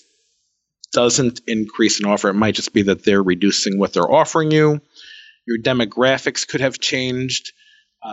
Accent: New York, United States; I'm a Jew from New York

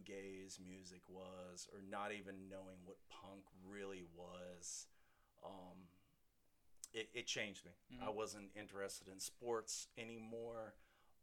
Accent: Norfolk, Virginia, United States; I grew up in Norfolk.

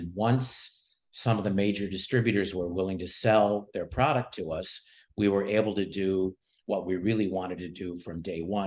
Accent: Chicago, Illinois, United States; I am from Chicago, born and raised in the city and the suburbs.

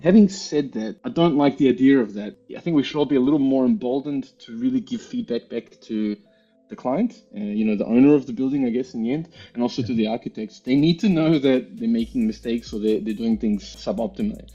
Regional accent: Melbourne, Victoria, Australia; moved away as an adult; also born or lived in New Zealand / Germany; now in Vienna, Austria; I grew up in Melbourne, in Australia.

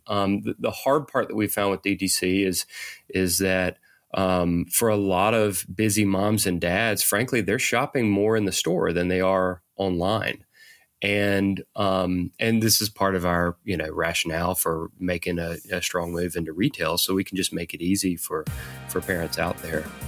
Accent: Eufaula, Alabama, United States; now in Atlanta, United States; grew up in a tiny little town in Alabama

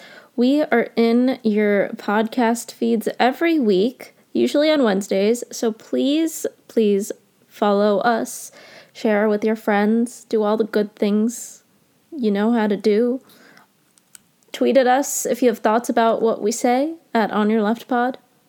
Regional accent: India; So you might know that I'm Indian and I care a lot about what happens in India.

